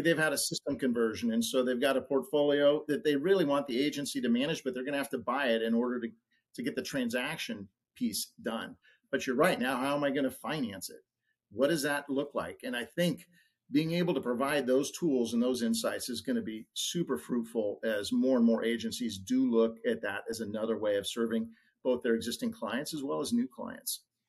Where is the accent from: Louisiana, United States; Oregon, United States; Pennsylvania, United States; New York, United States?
Oregon, United States; I'm from Oregon